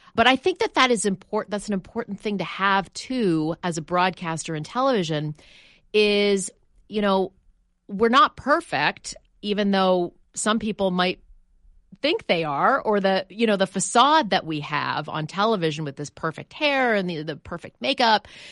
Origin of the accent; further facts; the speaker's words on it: Canada; moved away; I'm from Canada